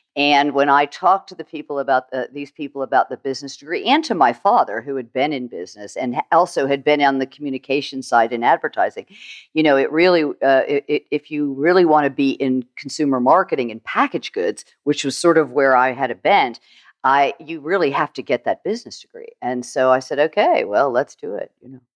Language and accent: English; St. Petersburg, Florida, United States; also born or lived in Fort Lauderdale, Florida; I grew up in Florida, actually, Saint Petersburg, Saint Petersburg, Florida